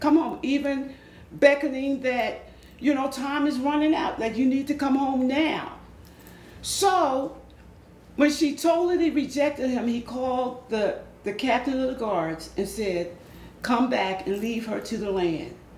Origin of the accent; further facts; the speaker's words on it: Philadelphia, Pennsylvania, United States; I am originally from South Philadelphia, okay. born and raised.